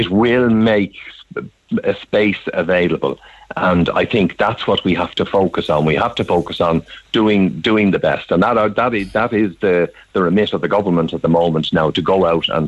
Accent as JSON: {"language": "English", "country": "Ireland", "moved": "as an adult", "said": "I was an economic migrant. I left Ireland"}